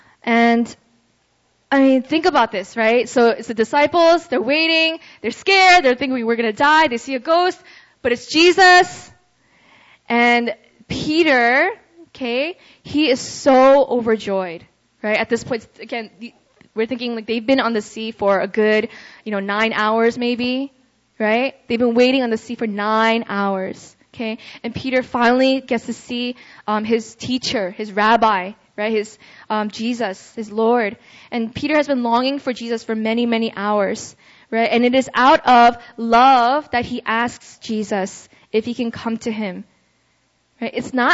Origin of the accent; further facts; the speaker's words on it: Russia; so growing up in Russia, I had a lot of friends that came in and out of my life